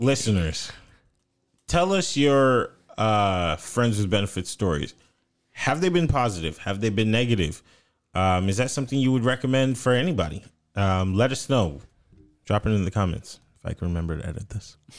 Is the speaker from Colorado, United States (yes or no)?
no; North Florida, United States; accent: country, twangy; I'm from Florida